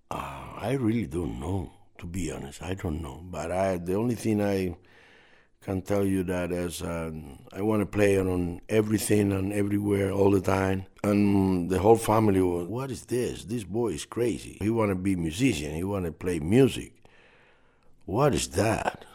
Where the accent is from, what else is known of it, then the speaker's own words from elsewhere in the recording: Artemisa, Cuba; also born or lived in Havana; my village where I grew up in Artemisa, which is a very small